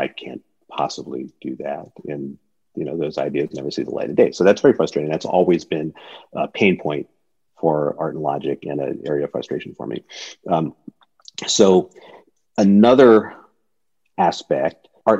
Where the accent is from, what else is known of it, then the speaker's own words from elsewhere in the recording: Woodbridge, Connecticut, United States; moved away as an adult; also born or lived in New Haven; now in California, United States; I went to Yale, but I grew up in Woodbridge